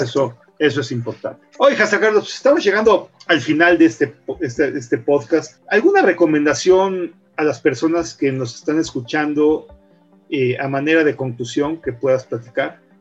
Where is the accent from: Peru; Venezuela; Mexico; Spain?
Mexico; de representar a nuestro país en otros países con nuestro trabajo